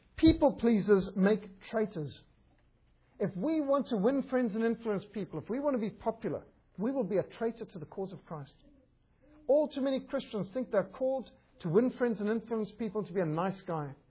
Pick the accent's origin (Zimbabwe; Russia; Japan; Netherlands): Zimbabwe; moved away; also born or lived in Cape Town, South Africa; I was brought up in Rhodesia, a magnificent country